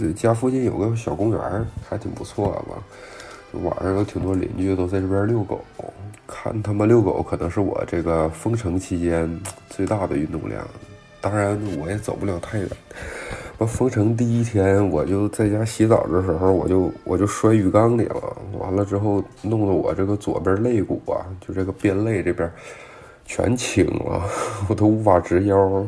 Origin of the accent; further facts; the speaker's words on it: Jilin, China; moved away as an adult; now in Paris, France; 你像我老家是吉林